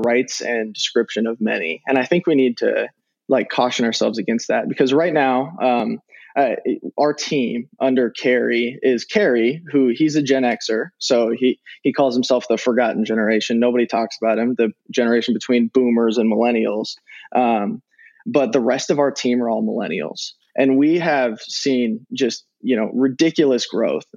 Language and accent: English; Nebraska, United States; I'm from Nebraska.